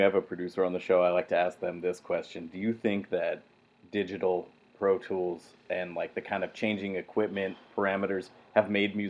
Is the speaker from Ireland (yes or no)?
no; San Jose, California, United States; I'm from Evergreen, but I say I'm from the east side.